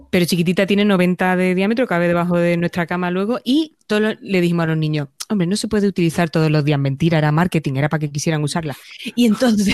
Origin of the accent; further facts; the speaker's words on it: Andalusia, Spain; now in Madrid, Spain; En mi tierra se llama hueso